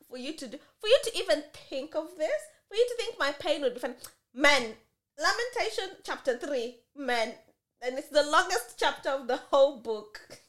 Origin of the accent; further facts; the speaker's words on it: Kenya; now in Adelaide, Australia; Oh, I'm from Kenya.